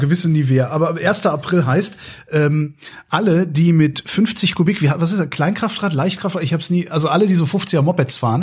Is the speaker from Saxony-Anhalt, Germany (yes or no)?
no; near Cologne, North Rhine-Westphalia, Germany; ich bin ja in der Nähe von Köln groß geworden